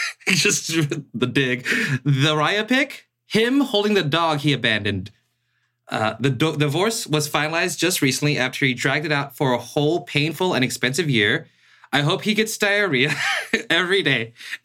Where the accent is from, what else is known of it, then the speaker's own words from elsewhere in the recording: Seattle, Washington, United States; moved away as an adult; now in Los Angeles, United States; I'm from Seattle.